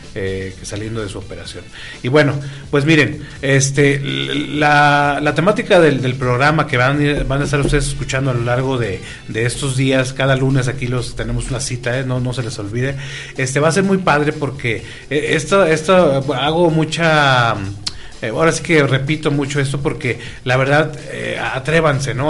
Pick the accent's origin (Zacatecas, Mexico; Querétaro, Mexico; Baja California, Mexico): Baja California, Mexico; Tijuana; moved away; yo soy de Tijuana, Baja California